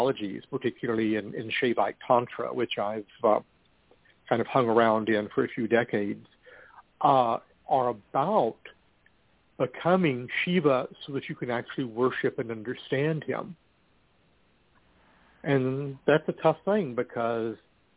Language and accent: English; Amarillo, Texas, United States; now in Austin, United States; my hometown of Amarillo